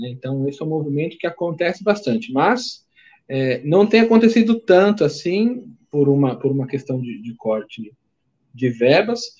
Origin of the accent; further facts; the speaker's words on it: Brazil; No nosso caso, falando de brasileiros, como brasileiros, é, por que, que esses alunos não retornam ao Brasil?